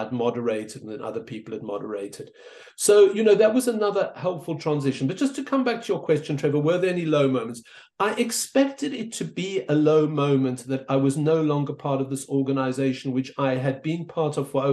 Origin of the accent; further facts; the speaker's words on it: South Africa; moved away; I was an immigrant. I grew up in South Africa, as you can hear.